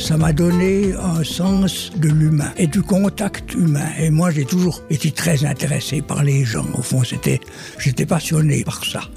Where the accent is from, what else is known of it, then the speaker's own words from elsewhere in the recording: Switzerland; J'étais né au bord du lac de Neuchâtel, j'ai beaucoup navigué avec les pêcheurs